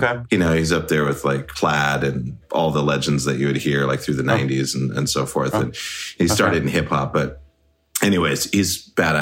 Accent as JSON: {"language": "English", "town": "Great Falls", "region": "Montana", "country": "United States", "tie": "born or raised there", "also_born_or_lived": "Seattle, Washington", "moved": "as an adult", "said": "I'm actually from Montana. Okay. I grew up in Montana."}